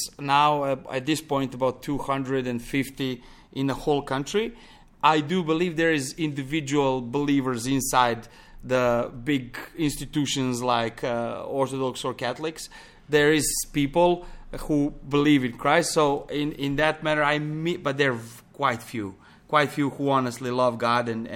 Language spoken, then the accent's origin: English; Pančevo, Vojvodina, Serbia; moved away as an adult; also born or lived in Belgrade, Serbia; now in Montenegro; I grew up in Belgrade, one close town to, small town to Belgrade called Pančevo